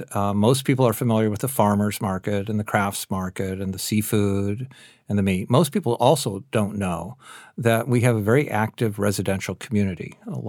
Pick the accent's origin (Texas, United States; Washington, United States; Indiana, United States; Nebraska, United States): Washington, United States; Seattle; Of course I drink coffee. I'm from Seattle.